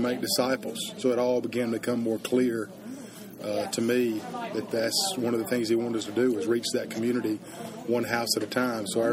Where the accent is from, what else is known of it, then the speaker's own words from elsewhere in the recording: Forest City, North Carolina, United States; 2007, planted a church in my hometown, a very small town